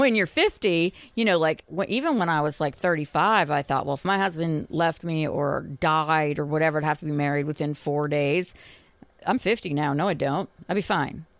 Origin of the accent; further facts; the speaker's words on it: Boston, Massachusetts, United States; now in Tennessee, United States; I grew up in Boston